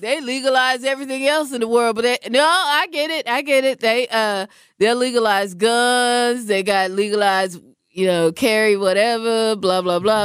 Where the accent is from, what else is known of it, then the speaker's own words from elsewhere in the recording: Seattle, Washington, United States; now in Wisconsin, United States; I'm from Seattle